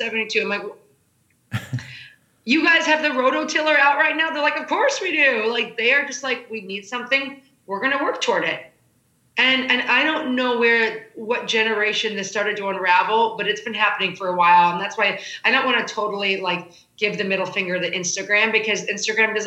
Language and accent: English; Chicago, Illinois, United States; moved away; I'm a middle kid out of Chicago